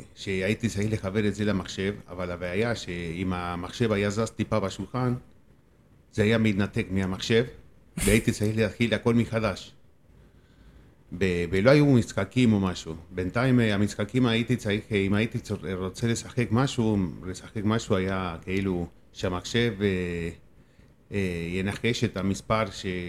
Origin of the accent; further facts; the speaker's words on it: Argentina; Hebrew is a second language; now in Israel; אני בא מארגנטינה